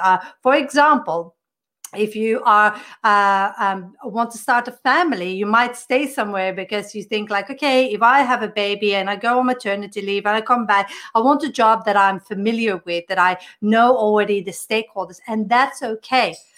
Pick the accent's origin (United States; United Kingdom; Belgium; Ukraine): Belgium; I come from Belgium.